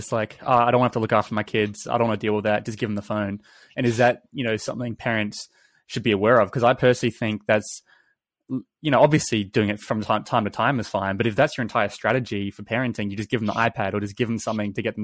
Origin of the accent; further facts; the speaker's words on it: New Zealand; I grew up in New Zealand, and I grew up in like a small country town